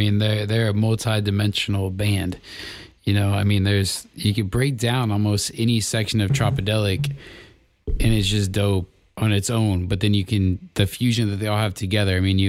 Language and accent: English; Las Vegas, Nevada, United States; I grew up in Las Vegas